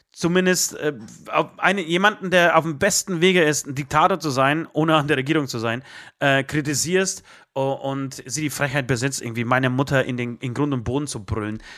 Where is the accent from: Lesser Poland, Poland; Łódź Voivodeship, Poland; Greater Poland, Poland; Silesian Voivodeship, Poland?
Silesian Voivodeship, Poland; Katowice; also born or lived in Tychy; now in Germany; meine Familie oder ich komme aus, aus Katowice, äh, grob Tichau, Katowice, Oberschlesien